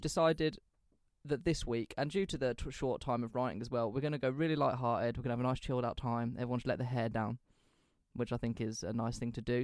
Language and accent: English; England, United Kingdom; we're from England